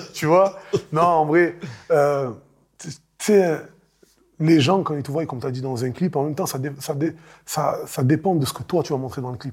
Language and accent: French; Marseille, Provence-Alpes-Côte d'Azur, France; born or raised there